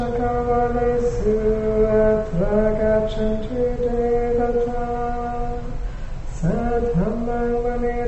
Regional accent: Wales, United Kingdom; now in San Francisco, United States; I come from Wales in the UK

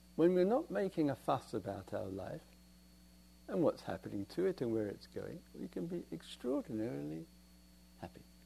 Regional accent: England, United Kingdom; We're English

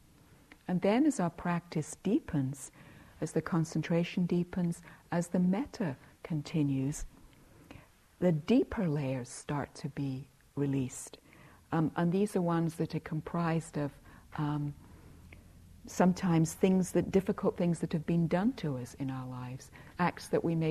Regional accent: England, United Kingdom; I grew up in England where there was a lot of emphasis on being nice

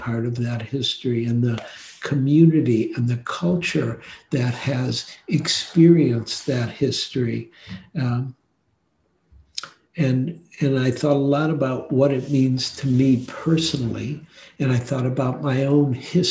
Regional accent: Detroit, Michigan, United States; I grew up in Detroit.

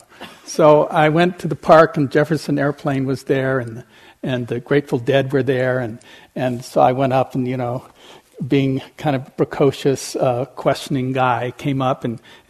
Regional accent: Switzerland; moved away as an adult; also born or lived in California; I grew up in Europe, in Switzerland

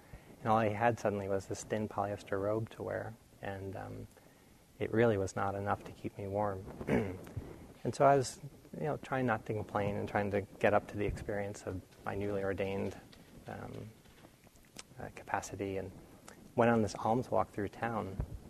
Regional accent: New England, United States; I grew up in New England where it gets very cold

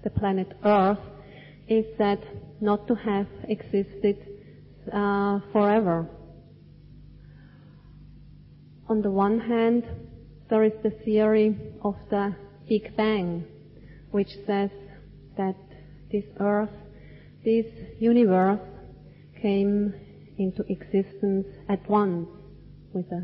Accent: Switzerland; moved away; where I grew up in Switzerland, we definitely had four distinct seasons

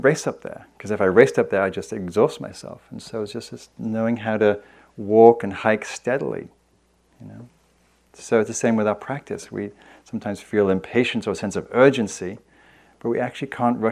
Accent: England, United Kingdom; moved away; also born or lived in London; I'm English

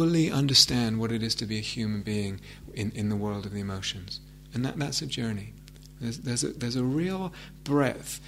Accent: England, United Kingdom; I'm English.

